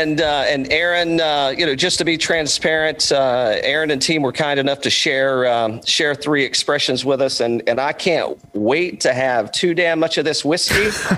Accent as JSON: {"language": "English", "region": "East Tennessee", "country": "United States", "tie": "born or raised there", "moved": "yes", "lives_now": "Georgia, United States", "said": "I grew up in East Tennessee, kind of moonshine running up there."}